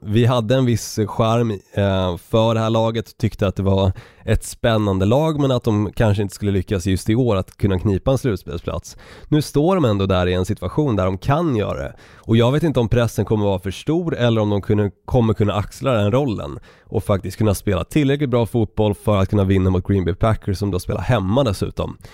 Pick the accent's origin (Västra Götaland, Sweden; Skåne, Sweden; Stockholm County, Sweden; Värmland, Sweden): Stockholm County, Sweden; Stockholm; accent: stockholmska; moved away; also born or lived in Norrland; jag tycker fortfarande att jag ändå har behållit min stockholmska ganska så bra under tiden som jag har bott på olika destinationer